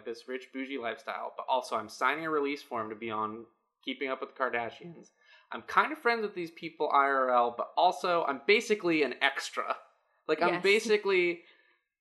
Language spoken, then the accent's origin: English; Kirkland, Washington, United States; I am from Kirkland, Washington